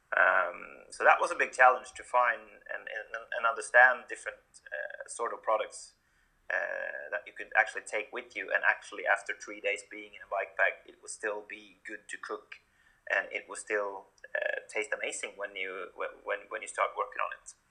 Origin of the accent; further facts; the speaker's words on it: Norway; moved away as an adult; also born or lived in Sweden; I'm born and raised in Norway, so I started my career here as well